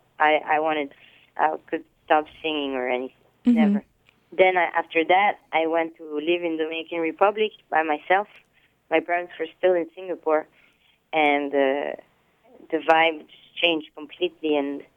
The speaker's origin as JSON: {"language": "English", "town": "Samois-sur-Seine", "region": "Île-de-France", "country": "France", "tie": "born or raised there", "said": "I grew up in a little town in France called Saint-Moi-sur-Seine. It's a little town next to Paris"}